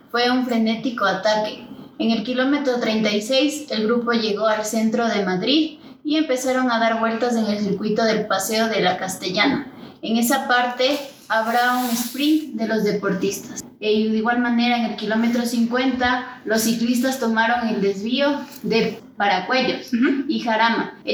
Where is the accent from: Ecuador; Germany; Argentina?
Ecuador; Yo como ecuatoriana